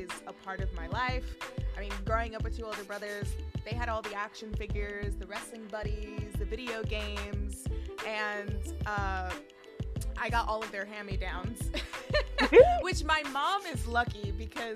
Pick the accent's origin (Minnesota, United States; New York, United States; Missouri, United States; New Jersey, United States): New York, United States; New York City; I grew up in New York. I grew up in the Bronx